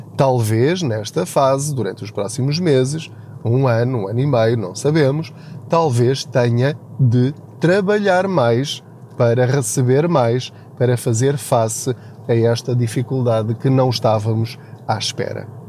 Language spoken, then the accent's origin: Portuguese; Portugal; estamos a mudar a nossa mentalidade enquanto portugueses em relação à literacia financeira